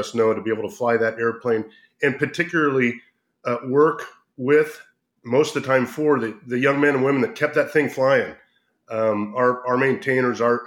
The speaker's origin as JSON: {"language": "English", "area": "Whidbey Island", "region": "Washington", "country": "United States", "tie": "born or raised there", "said": "I was born and raised in Whidbey Island, Washington State"}